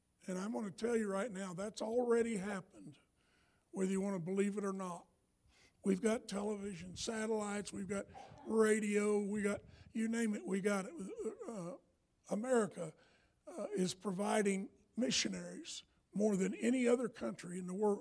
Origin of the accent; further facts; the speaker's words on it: the South, United States; I'm from the South